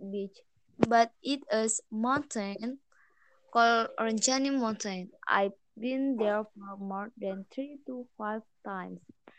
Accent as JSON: {"language": "English", "area": "Lombok", "region": "West Nusa Tenggara", "country": "Indonesia", "said": "I'm a vlogger from Lombok, Nusa Tenggara Barat."}